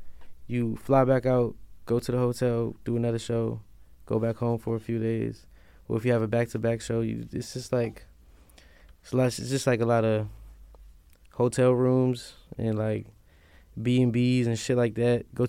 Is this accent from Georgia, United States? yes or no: no; Silver Spring, Maryland, United States; I'm from Silver Spring.